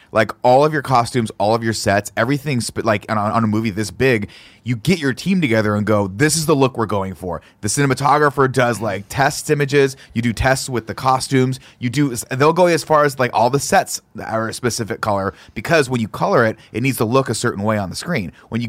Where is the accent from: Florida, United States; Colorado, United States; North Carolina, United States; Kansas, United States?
Kansas, United States; born there; Well, you know, I was born in Kansas.